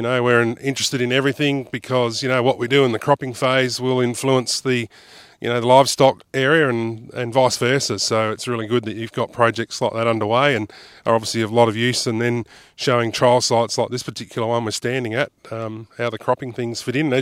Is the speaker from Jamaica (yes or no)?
no; South Australia, Australia; now in Western Australia, Australia; I grew up in South Australia